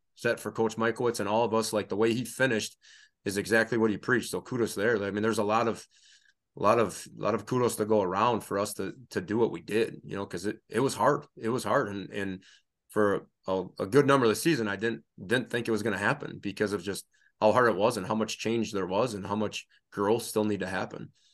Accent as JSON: {"language": "English", "town": "Reedsville", "region": "Wisconsin", "country": "United States", "tie": "born or raised there", "also_born_or_lived": "Stevens Point, Wisconsin / Oshkosh, Wisconsin", "said": "I grew up in Reedsville, Wisconsin, uh, Northeast Wisconsin, small town, thousand people, grew up on a dairy farm"}